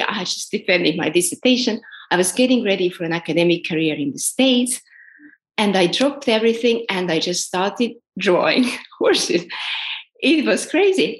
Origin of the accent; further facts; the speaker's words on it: Estonia; also born or lived in New York; now in Valencia, Spain; I'm originally from Estonia.